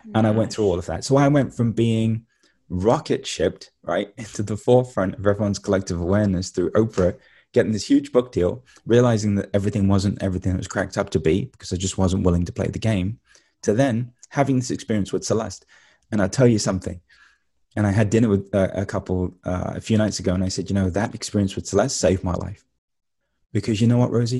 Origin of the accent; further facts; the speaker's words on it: London, United Kingdom; moved away; I grew up in East London